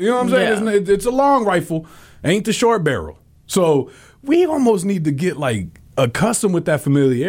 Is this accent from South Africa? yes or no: no; Colombia; now in United States; especially in my home country in Colombia.